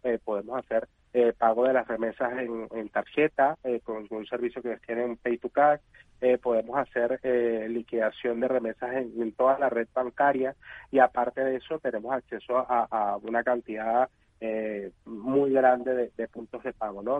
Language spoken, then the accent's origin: Spanish; Venezuela; soy venezolano